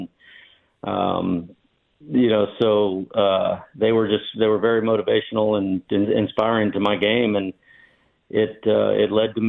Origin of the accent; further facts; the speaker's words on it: Onion Creek, Texas, United States; talked to them, told them I was from Onion Creek, and I watched them play at the Legends of Golf.